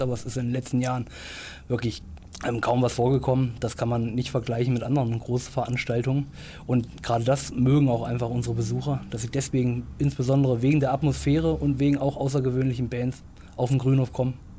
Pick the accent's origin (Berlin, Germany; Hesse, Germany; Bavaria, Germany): Hesse, Germany; Baunatal; moved away as an adult; also born or lived in Göttingen; now in Lörrach, Germany; ich komme ursprünglich aus Baunatal